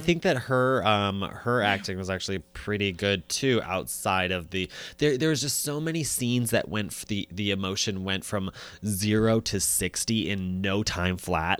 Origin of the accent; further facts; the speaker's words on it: United States; as an American